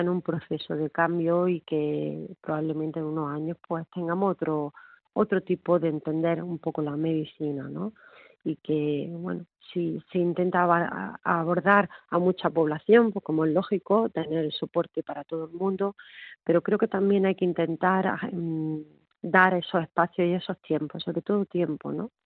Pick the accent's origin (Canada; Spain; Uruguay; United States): Spain; Órgiva, Andalusia; en mi pueblo, en Órgiva